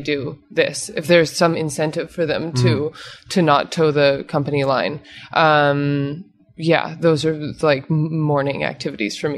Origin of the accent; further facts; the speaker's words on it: Canada; also born or lived in New York; now in Los Angeles, United States; I'm Canadian